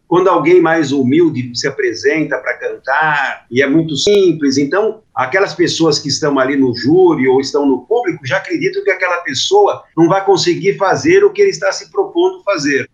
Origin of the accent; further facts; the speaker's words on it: Brazil; Nós não somos brasileiros, nós estamos brasileiros.